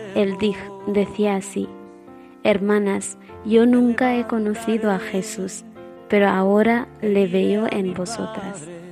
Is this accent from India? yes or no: yes; India; moved away; soy hermana hospitalaria y soy de la India